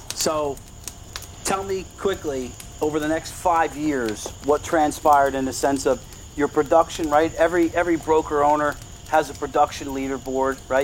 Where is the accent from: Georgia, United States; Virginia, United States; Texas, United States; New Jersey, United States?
New Jersey, United States; Brick; being from Brick